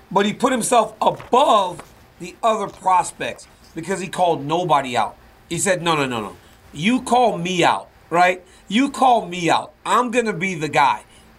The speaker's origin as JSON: {"language": "English", "region": "Louisiana", "country": "United States", "tie": "born or raised there", "said": "Because, boy, do you remember the Von Erichs? That's growing up in Louisiana."}